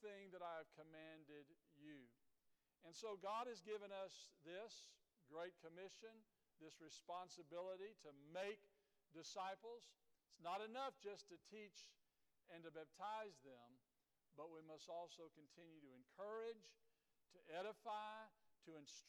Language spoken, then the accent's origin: English; Dripping Springs, United States; I was born in Dripping Springs, was raised here